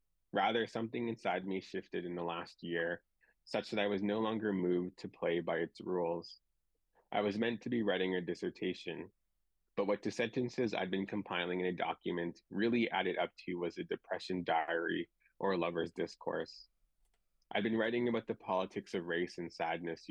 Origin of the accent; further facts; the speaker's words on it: Driftpile Cree Nation, Northwest Alberta, Canada; now in Vancouver, Canada; I'm from the Driftpaw Cree Nation in Northwest Alberta